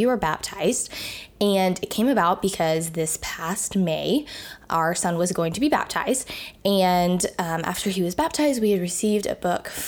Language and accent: English; Tennessee, United States; I grew up in Tennessee, where Miles did as well